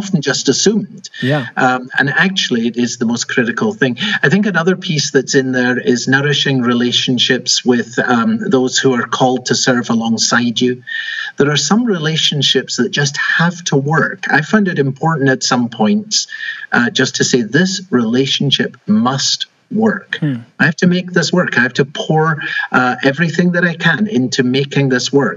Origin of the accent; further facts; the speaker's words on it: Edinburgh, Scotland, United Kingdom; moved away as an adult; also born or lived in London / Enfield; now in Arlington Heights, United States; I was born and raised in Edinburgh, Scotland